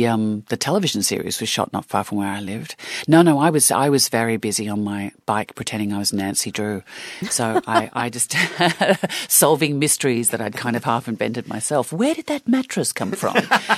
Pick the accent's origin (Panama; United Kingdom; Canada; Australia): Australia; I mean, you think about the Australian film industry in the 70s and 80s, and my God, was it dynamic.